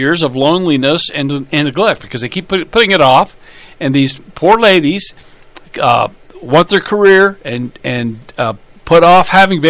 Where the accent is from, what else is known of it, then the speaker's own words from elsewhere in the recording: Minnesota, United States; My home state, for example, Minnesota, is close to enshrining abortion rights in the state law.